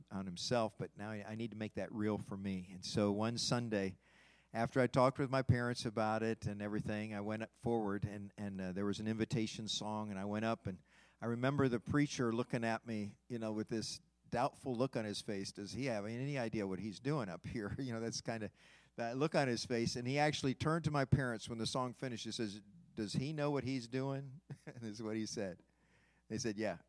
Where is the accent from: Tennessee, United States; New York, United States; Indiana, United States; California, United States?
Indiana, United States; Fort Wayne; as a child growing up in North Highlands Church of Christ in Fort Wayne, Indiana